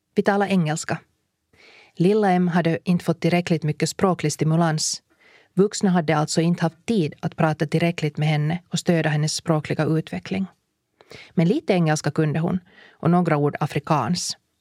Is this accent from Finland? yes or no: yes; Finland; vi kommer från Finland